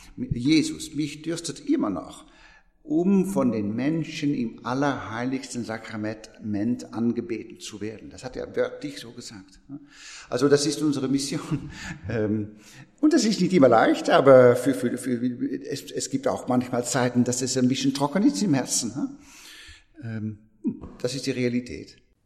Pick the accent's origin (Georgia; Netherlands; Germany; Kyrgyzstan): Netherlands; German is a second language; moved away as an adult; now in France; ich bin Niederländer von, von Geburt